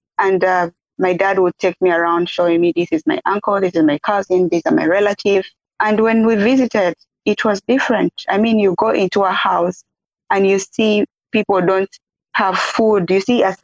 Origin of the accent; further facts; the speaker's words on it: Uganda; also born or lived in Mundri, Western Equatoria, South Sudan; we had to escape with my mom and sister to Uganda when I was a few months old to go seek refuge in Uganda. And when we were there, that's where I was raised up